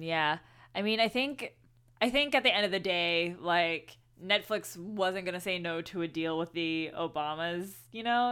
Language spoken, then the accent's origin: English; Houston, Texas, United States; I grew up in Houston, so Santa Fe is very, very close to home.